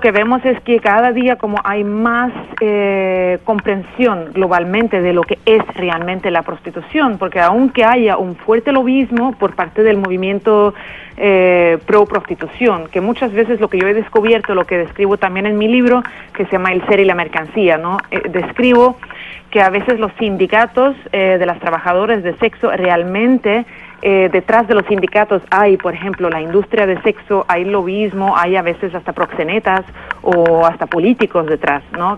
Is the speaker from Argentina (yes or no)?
no; Sweden; en mi país, Suecia